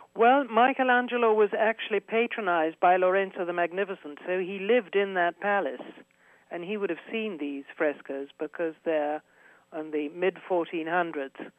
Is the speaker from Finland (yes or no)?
no; United Kingdom; moved away as an adult; now in Florence, Italy; I'm British, but I have Italian nationality. Uh, I've lived here for forty-three years